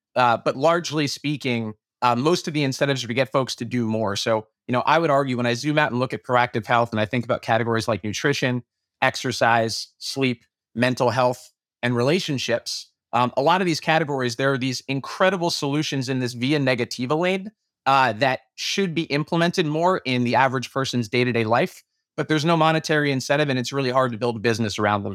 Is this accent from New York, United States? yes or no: yes; New York City, New York, United States; moved away; also born or lived in Chicago / Melbourne / Boston; I was born and raised in Brooklyn